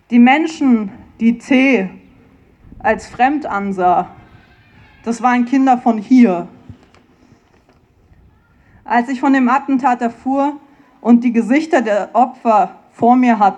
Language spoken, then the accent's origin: German; Frankfurt, Hesse, Germany; now in Vienna, Austria; ich bin ursprünglich aus Frankfurt, das ist eine Stunde entfernt von Hanau.